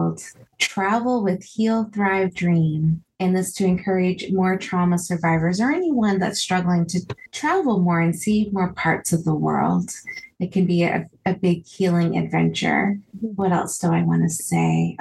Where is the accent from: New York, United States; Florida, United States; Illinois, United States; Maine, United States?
Maine, United States; moved away as an adult; also born or lived in New Brunswick, Canada / Okinawa, Japan; I grew up in Maine and also New Brunswick, Canada, like the northeast part of New Brunswick